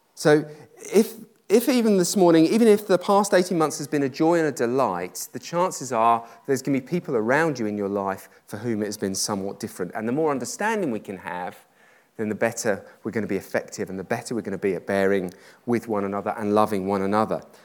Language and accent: English; United Kingdom; I'm British